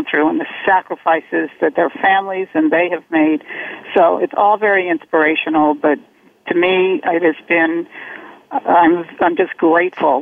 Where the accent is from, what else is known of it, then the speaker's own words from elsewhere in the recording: Washington, District of Columbia, United States; I grew up in Washington, D.C., so I guess being a native Washingtonian